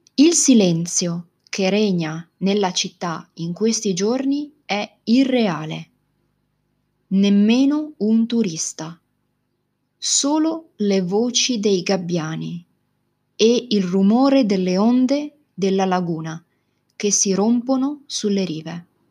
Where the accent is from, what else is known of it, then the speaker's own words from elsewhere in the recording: Venice, Veneto, Italy; la mia città, Venezia. Probabilmente una delle città più belle e particolari del mondo è la città dove sono nata, cresciuta, dove ho studiato e lavorato.